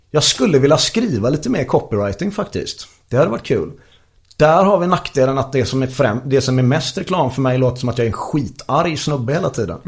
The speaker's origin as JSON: {"language": "Swedish", "town": "Gothenburg", "region": "Västra Götaland", "country": "Sweden", "said": "jag är göteborgare"}